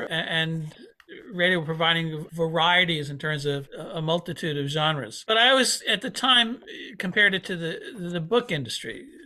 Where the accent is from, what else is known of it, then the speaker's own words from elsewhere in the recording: Paramus, New Jersey, United States; now in Peekskill, United States; I grew up in Paramus, but I live upstate New York, about an hour north of New York City, in Peekskill, New York.